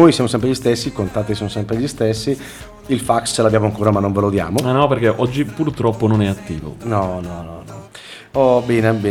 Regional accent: Carbonia, Sardinia, Italy; Sono di Carbonia, quindi di vicino Sant'Antioco.

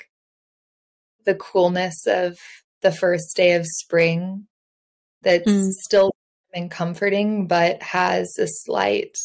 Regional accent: Indiana, United States; I grew up in Indiana

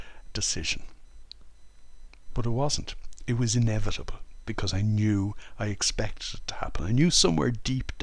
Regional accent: Ireland; moved away as an adult; now in France; I was brought up in Holy Catholic Ireland in the 1960s

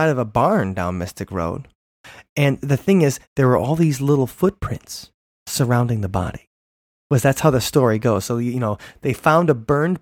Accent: Big Bend, Wisconsin, United States; where I grew up in Big Bend

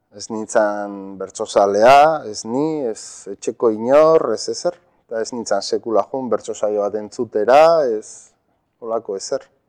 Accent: Zumarraga, Basque Country, Spain; first language Spanish; Basque is a second language; ikastolan ere gazteleraz egiten genuen, ze urretxu eta sumarragan ba, emigrazio handia egon

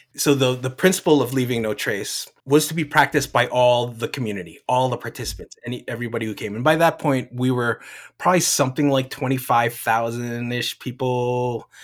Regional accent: New Jersey, United States; moved away; I'm from the East Coast. I'm from Jersey. My parents are from the Philippines

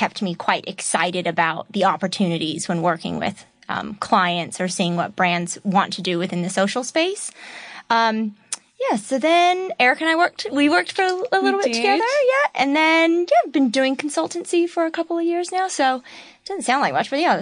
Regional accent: Seattle, Washington, United States; moved away as an adult; also born or lived in Papua New Guinea; now in Adelaide, Australia; I'm from Seattle, Washington. Originally

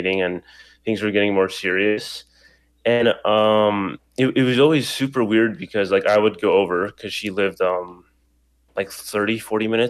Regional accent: Idaho, United States; also born or lived in New York City / California / Colombia; living most of my life in Idaho

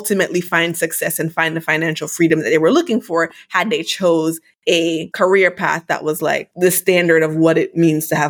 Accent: Jamaica; moved away as an adult; now in United States; Growing up in Jamaica

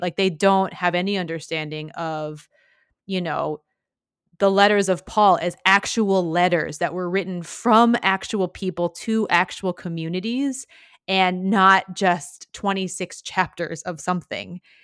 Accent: Midwest, United States; I grew up in the Midwest in the late nineties

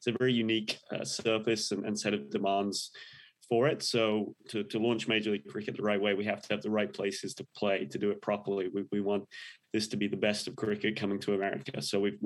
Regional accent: England, United Kingdom; moved away as an adult; now in Indianapolis, United States; I was a big cricket fan when I was growing up in England.

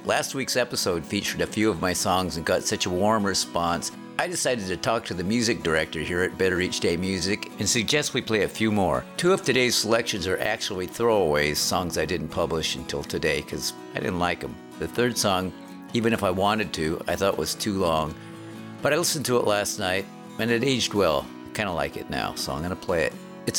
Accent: Aberdeen, Washington, United States; from my hometown, Aberdeen, Washington, where it rains over twice the amount of the U.S. average.

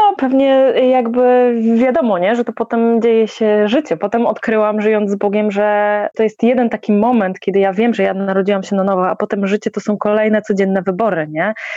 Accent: Poland; wychowałam się w jakiejś takiej, e, standardowej, powiedzmy, polskiej, katolickiej rodzinie

